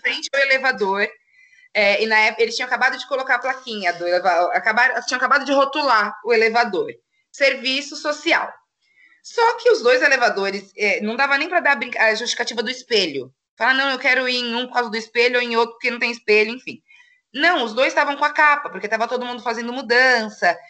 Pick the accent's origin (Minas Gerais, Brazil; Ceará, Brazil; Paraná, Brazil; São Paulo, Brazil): São Paulo, Brazil; moved away as an adult; now in Itajaí, Brazil; sou de São Paulo, né? Mudei para cá faz três anos